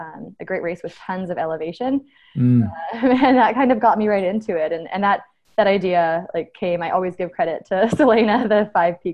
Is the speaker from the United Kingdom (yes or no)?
no; Abbotsford, British Columbia, Canada; moved away as an adult; also born or lived in Edmonton; I grew up in Abbotsford, actually, and I ran track throughout high school